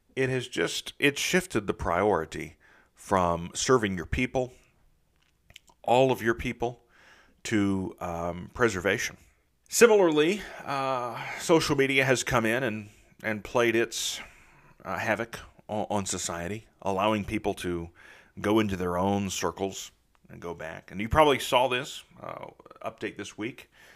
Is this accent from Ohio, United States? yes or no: yes; Southeastern Ohio, United States; now in Nashville, United States; I grew up in the Midwest, in Southeastern Ohio